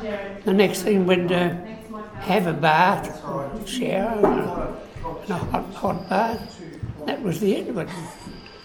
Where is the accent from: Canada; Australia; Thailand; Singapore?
Australia; Melbourne, Victoria; also born or lived in Cobram / Wodonga; I grew up in Melbourne